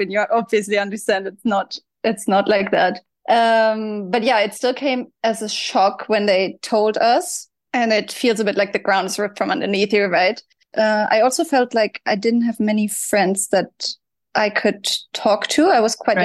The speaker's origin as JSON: {"language": "English", "country": "Germany", "tie": "born or raised there", "said": "I grew up in Germany."}